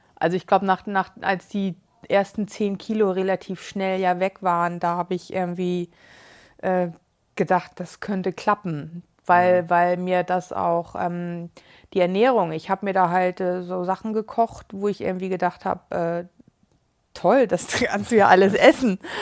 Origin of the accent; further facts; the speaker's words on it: Hamburg, Germany; aus Hamburg